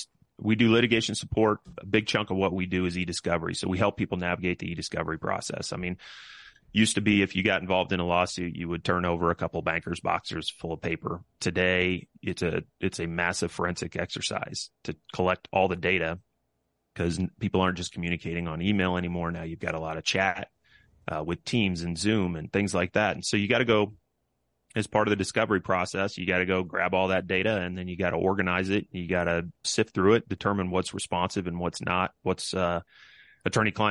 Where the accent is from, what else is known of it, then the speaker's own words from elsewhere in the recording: Kansas, United States; These are guys that I grew up with in Kansas